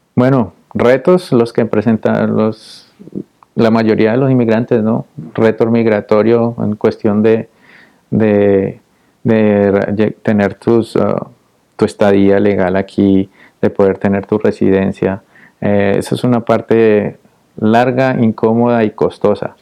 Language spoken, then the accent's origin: Spanish; Popayán, Cauca, Colombia; moved away as an adult; also born or lived in Cali, Colombia; now in Austin, United States; yo soy de una ciudad pequeña al sur de Cali, soy de Popayán